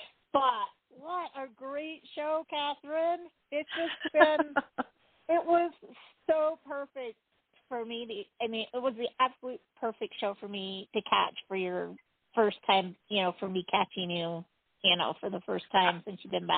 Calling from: Utah, United States; from Utah.

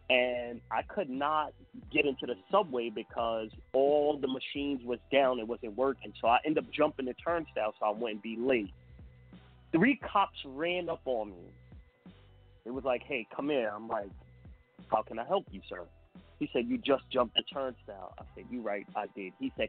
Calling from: New York, United States; Peace. I'm from New York.

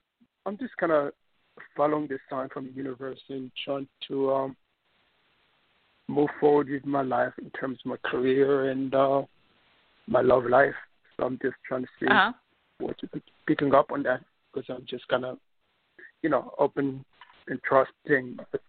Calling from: New York City, New York, United States; New York City.

